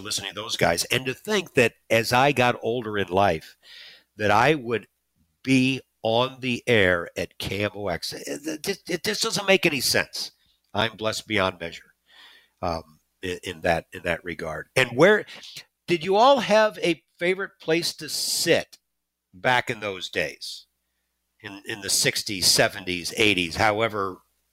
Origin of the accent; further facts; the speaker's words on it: Florissant, Missouri, United States; I grew up in North County, up in Florissant near Coke Park